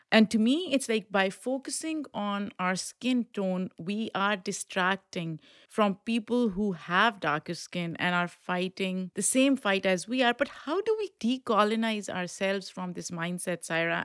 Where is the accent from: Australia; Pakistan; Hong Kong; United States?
Pakistan; I've been thinking a lot about colorism in South Asian community, and I grew up in Pakistan.